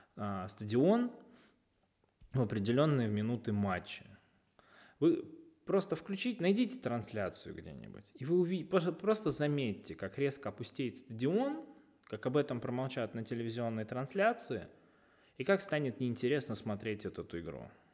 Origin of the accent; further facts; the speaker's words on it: Russia; мы, э, болельщики из России